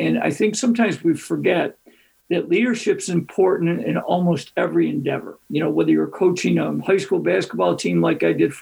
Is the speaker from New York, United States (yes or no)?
yes; Greece, New York, United States; my hometown of Greece, New York